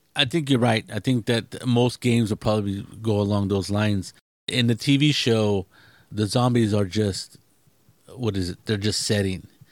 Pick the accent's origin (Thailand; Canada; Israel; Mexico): Mexico; I'm not English. I'm, you know, mainly Mexican